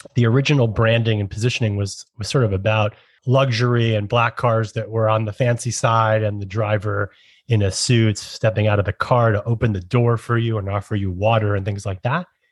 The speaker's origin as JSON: {"language": "English", "town": "New York City", "region": "New York", "country": "United States", "tie": "born or raised there", "said": "as a New Yorker my entire life and growing up in the boroughs"}